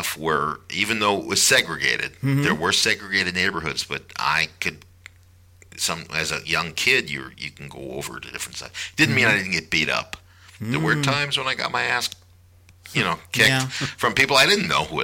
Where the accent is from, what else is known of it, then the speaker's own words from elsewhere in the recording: Chicago, Illinois, United States; moved away; growing up in Chicago on the South Side